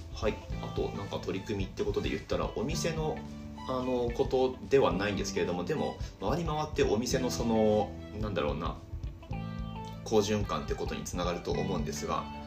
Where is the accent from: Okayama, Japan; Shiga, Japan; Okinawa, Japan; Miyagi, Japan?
Miyagi, Japan; Higashimatsushima; also born or lived in Sendai; 僕の出身地である東松島市宮城県東松島市ってあるんですけれども海沿いの町